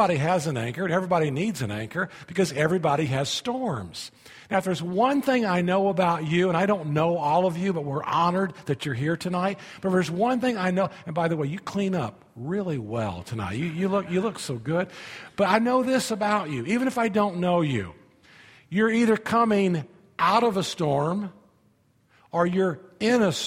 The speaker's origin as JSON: {"language": "English", "town": "Indianapolis", "region": "Indiana", "country": "United States", "tie": "born or raised there", "moved": "as an adult", "lives_now": "Florida, United States", "said": "I grew up in Indianapolis, Indiana."}